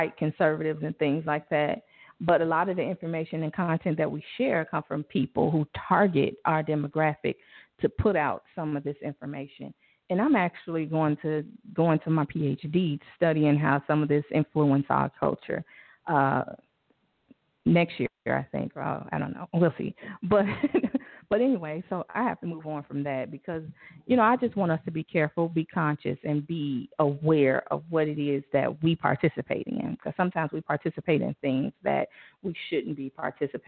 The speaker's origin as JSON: {"language": "English", "town": "Chicago", "region": "Illinois", "country": "United States", "said": "I'm from Inglewood"}